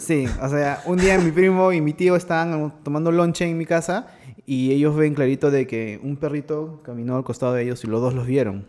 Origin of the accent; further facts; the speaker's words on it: Lima, Peru; en mi casa, donde me crié, en Los Olivos